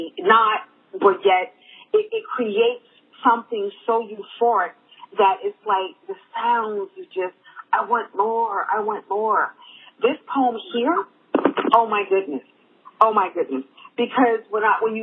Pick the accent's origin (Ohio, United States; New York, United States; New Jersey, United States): New York, United States; New York City; I grew up in Harlem